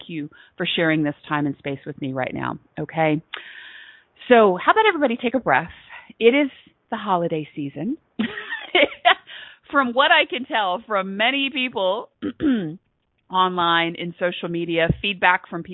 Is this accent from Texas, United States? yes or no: yes; Texas, United States; I am from Texas, I am in the South